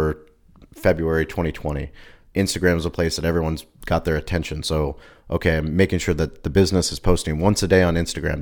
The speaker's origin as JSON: {"language": "English", "town": "San Diego", "region": "California", "country": "United States", "said": "I was from La Jolla"}